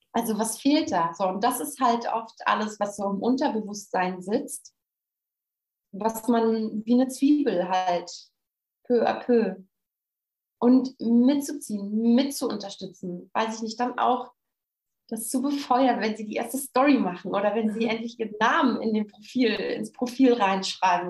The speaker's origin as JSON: {"language": "German", "country": "Germany", "said": "von uns Deutschen"}